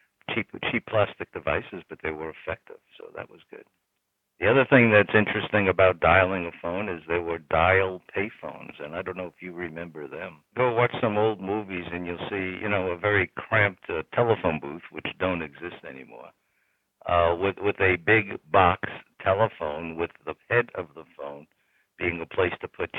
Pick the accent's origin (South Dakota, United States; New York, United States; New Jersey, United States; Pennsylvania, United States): New York, United States; New York City; we grew up in New York City